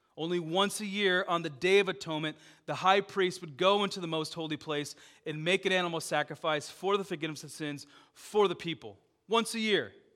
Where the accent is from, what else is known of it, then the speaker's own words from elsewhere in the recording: Dubuque, Iowa, United States; I was like, you know, five, six, back in Dubuque